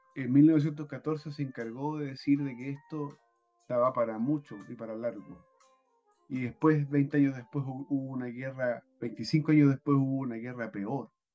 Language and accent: Spanish; Chile; como chilenos